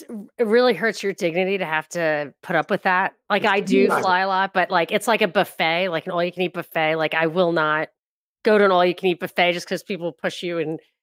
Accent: New York, United States; like, I'm from New York.

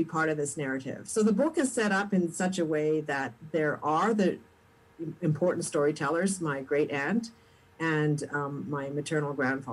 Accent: Sherwood Park, Alberta, Canada; now in Winnipeg, Canada; I grew up in Alberta in the predominantly white suburb of Sherwood Park, just outside of Edmonton.

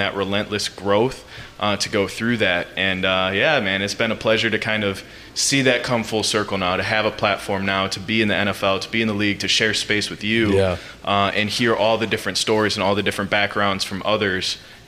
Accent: Green Bay, Wisconsin, United States; growing up in Green Bay, Wisconsin, being a being a country boy a little bit

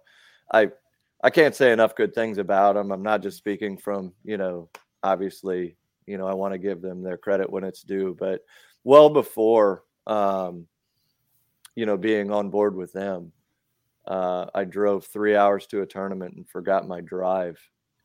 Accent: South Dakota, United States; now in Mechanicsville, Maryland, United States; I'm originally from South Dakota.

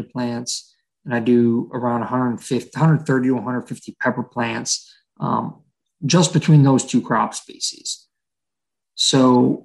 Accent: Ohio, United States; born and raised in Ohio. I've lived all over the state of Ohio, from northeastern Ohio to southeastern Ohio

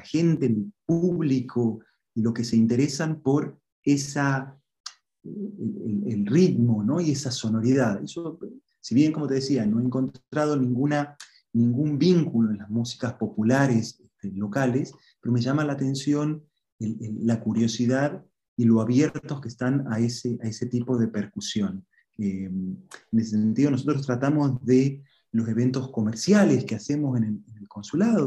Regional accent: Santiago del Estero, Argentina; also born or lived in Buenos Aires; now in Bonn, Germany; yo soy, de Santiago del Estero

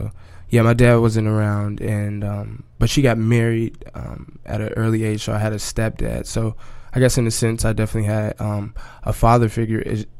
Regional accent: Chicago, Illinois, United States; moved away as an adult; now in Brooklyn, United States; I'm from Chicago originally.

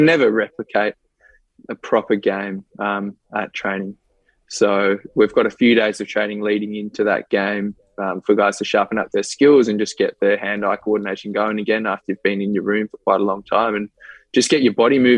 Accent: Australia; we as Australian cricketers

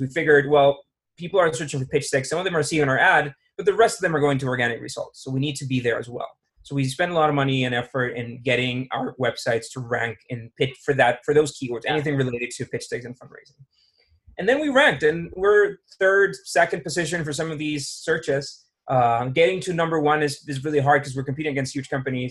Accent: San Jose, Costa Rica; also born or lived in New York; I'm Costa Rican.

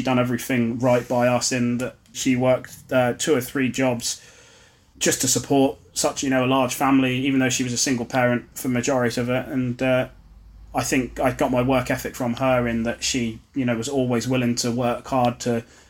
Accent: Ipswich, East of England, United Kingdom; So I grew up in Ipswich and had six brothers and sisters.

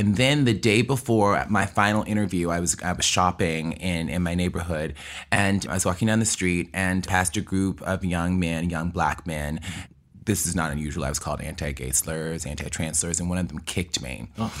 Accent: New York, United States; I'm a hustler. That's how it happened. I'm from New York.

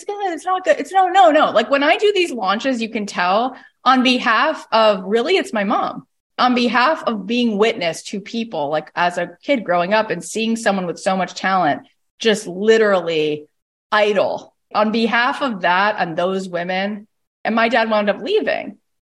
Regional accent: Canada; I'm a mom. I had a baby earlier. Why? I'm also Canadian.

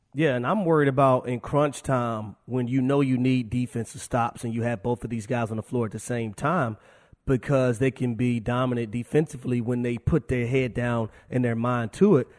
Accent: Atlanta, Georgia, United States; I am here from Atlanta

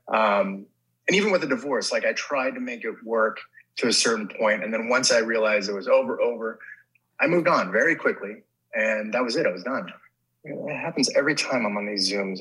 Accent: Los Angeles, California, United States; I grew up in um, Sun Valley

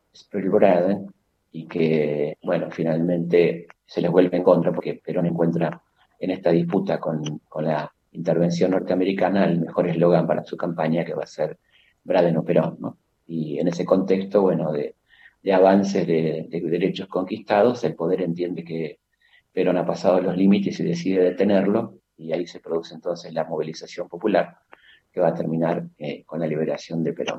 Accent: Argentina; como tantos argentinos, en el caso en la escuela secundaria

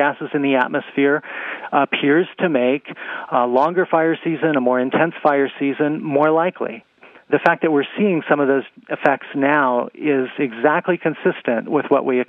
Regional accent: Arizona, United States; The Wallow Fire in my home state, Arizona, has burned over 450,000 acres.

